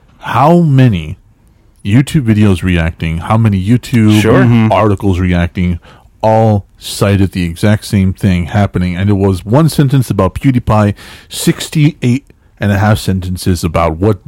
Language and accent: English; El Paso, Texas, United States; El Paso, Texas is my hometown.